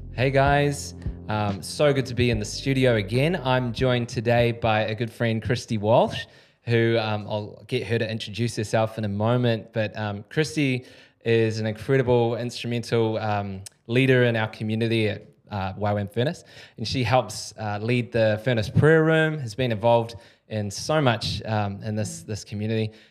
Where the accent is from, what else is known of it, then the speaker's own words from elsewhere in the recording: New Zealand; a Kiwi